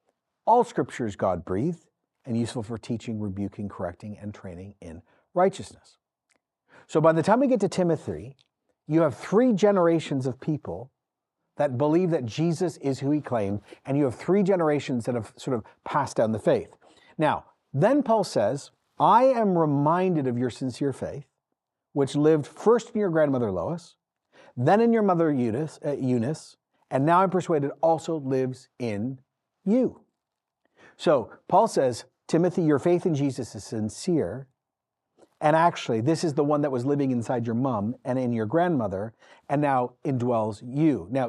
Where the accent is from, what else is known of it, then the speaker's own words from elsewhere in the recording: Ecuador; then came home, had me, and then I grew up in Ecuador in the 80s. I grew up in a missional context.